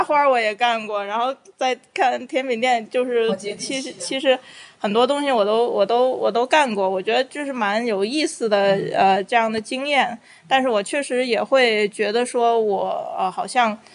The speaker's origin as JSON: {"language": "Chinese", "region": "Beijing", "country": "China", "tie": "born or raised there", "also_born_or_lived": "Hong Kong", "moved": "as an adult", "lives_now": "Dali, China", "said": "我是北京人啦，然后后面的话，念大学的时候有去香港，然后在香港工作、上学，待过八年的时间，然后六年前就是，呃，呃，移居到了大理"}